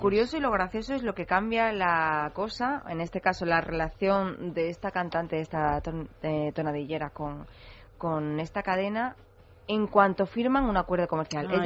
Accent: Andalusia, Spain; accent: Andalusian; now in Madrid, Spain; al principio de llegar a Madrid con el acento andaluz

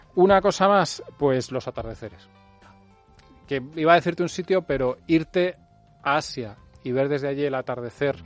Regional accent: Spain; soy español

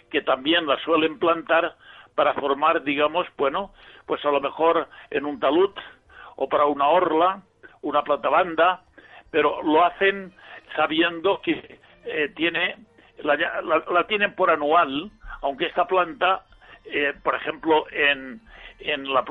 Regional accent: Villarreal, Valencian Community, Spain; born or raised there

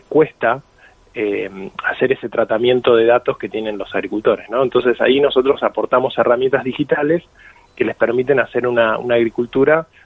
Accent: Argentina; accent: Argentine; yo soy argentino, se me nota en el acento

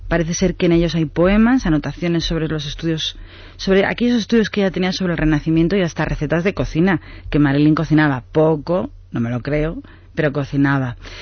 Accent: Spain; nosotros que somos todos españoles

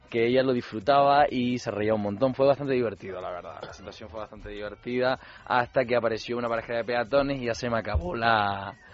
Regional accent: Las Palmas de Gran Canaria, Canary Islands, Spain; yo soy de Las Palmas de Gran Canaria

